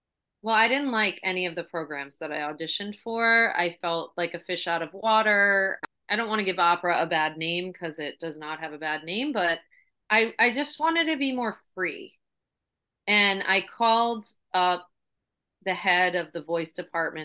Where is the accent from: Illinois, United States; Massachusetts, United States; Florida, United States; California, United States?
Massachusetts, United States; moved away as an adult; also born or lived in New York; I grew up in Mass.